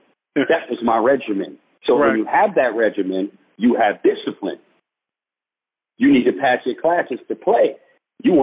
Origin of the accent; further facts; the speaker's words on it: New York, United States; moved away; growing up in New York